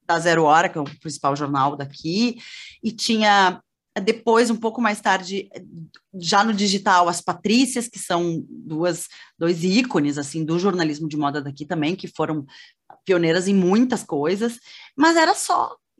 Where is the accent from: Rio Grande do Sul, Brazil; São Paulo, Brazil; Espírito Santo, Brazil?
Rio Grande do Sul, Brazil; Porto Alegre; also born or lived in Cruz Alta; Eu sou sou gaúcha, sou de, de Cruz Alta, que é uma cidade do interior do Rio Grande do Sul. Uhum. Minha família toda é de lá, mas é, eu na, quando eu nasci, os meus pais já moravam em Porto Alegre